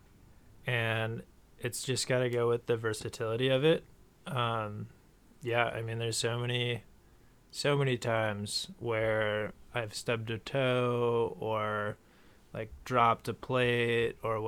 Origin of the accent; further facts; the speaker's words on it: Minnesota, United States; I was from Minnesota